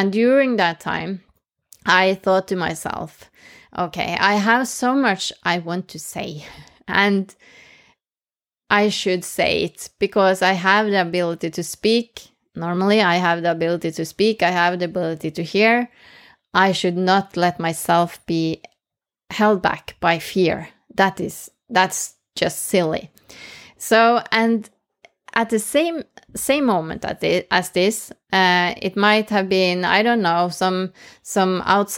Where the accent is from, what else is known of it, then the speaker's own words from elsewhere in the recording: Norway; first language Norwegian; English is a second language; But speaking in English, which is not my mother tongue, that was like terrifying. So I started in Norwegian